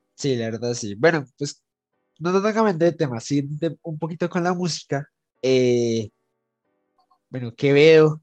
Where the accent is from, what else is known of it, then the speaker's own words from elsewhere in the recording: Colombia; nosotros como colombianos